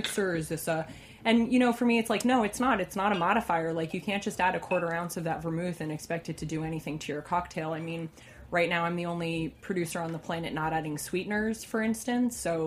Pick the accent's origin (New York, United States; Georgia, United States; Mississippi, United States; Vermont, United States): New York, United States; New York City; also born or lived in Oregon; I grew up in the New York City area and moved to Oregon to be a winemaker. And then when I moved back here